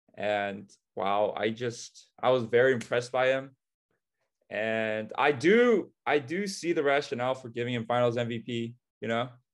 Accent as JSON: {"language": "English", "area": "Orange County", "region": "California", "country": "United States", "tie": "born or raised there", "said": "We're both from Orange County. We've been childhood friends since, uh, third grade, and we've basically grown up together"}